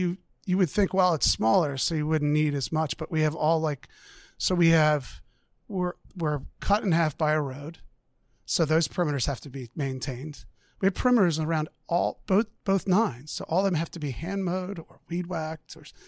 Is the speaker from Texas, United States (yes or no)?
no; Springfield, Pennsylvania, United States; I grew up in Delaware County, Delco. Okay. Yeah, I'm a Delco kid. Springfield.